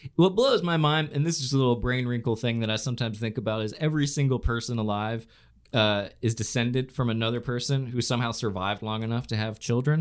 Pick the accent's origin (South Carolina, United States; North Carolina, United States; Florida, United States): Florida, United States; moved away; my home state